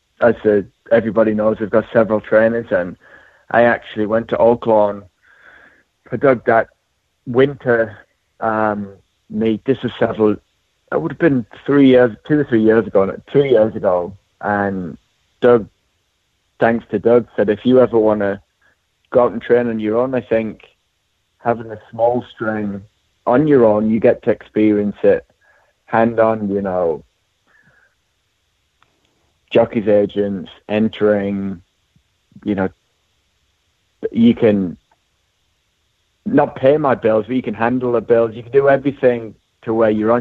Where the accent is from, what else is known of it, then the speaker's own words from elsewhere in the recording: Durham, North East England, United Kingdom; moved away; also born or lived in Louisville, Kentucky; I'm from Durham, England, and went to University of Louisville